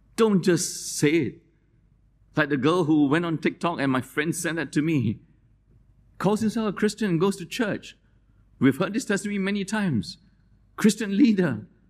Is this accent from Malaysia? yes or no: yes; Malaysia; moved away; I wear the sarong because I grew up in Malaysia